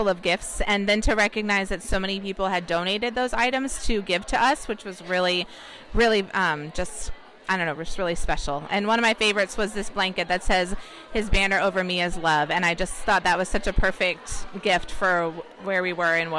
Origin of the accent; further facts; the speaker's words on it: Annapolis, Maryland, United States; Annapolis, Maryland.